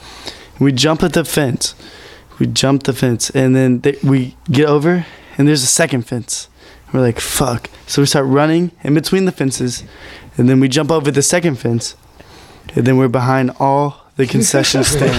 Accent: Missouri City, Texas, United States; It was a lot of, because, you know, kids growing up in Mo City, Houston.

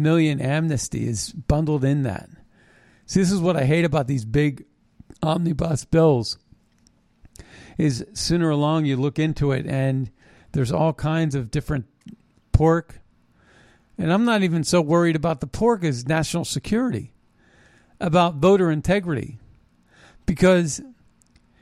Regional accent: United States; I was born in America

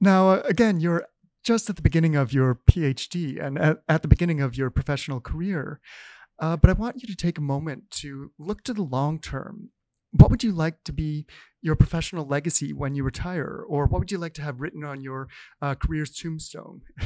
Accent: Canada; us Canadians

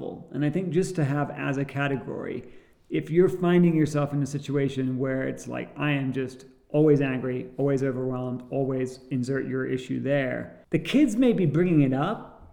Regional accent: England, United Kingdom; growing up in England

